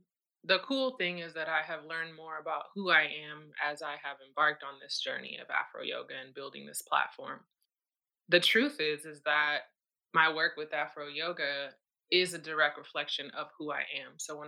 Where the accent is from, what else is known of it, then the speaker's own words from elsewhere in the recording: Madrid, Community of Madrid, Spain; And I grew up in Madrid, Spain, to a small nuclear family, like is very typically true for, you know, military families.